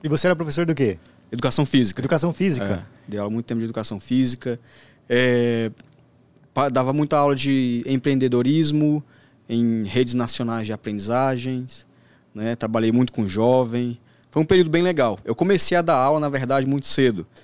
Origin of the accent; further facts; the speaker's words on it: Northeast Region, Brazil; born there; Eu, um, pouca gente sabe, inclusive, mas eu vim do Nordeste.